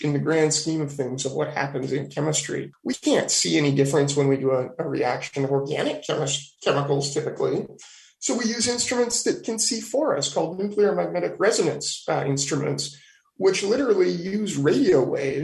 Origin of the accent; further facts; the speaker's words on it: Petaluma, California, United States; also born or lived in Davis, California; I was born and raised in Petaluma, California, which is at the very tip of the southern end of Sonoma County